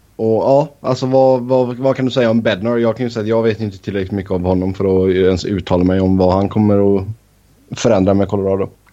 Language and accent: Swedish; Sweden; moved away as an adult; now in Cincinnati, United States; jag var hemma i Sverige en sväng